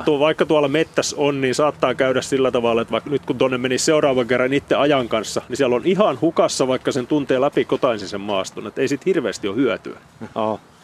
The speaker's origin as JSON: {"language": "Finnish", "town": "Turku", "region": "Southwest Finland", "country": "Finland", "said": "en ole Paimiosta kun tuun Turusta"}